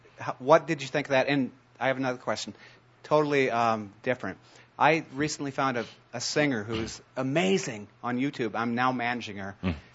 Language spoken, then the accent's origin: English; California, United States; I'm from California, so I might say totally.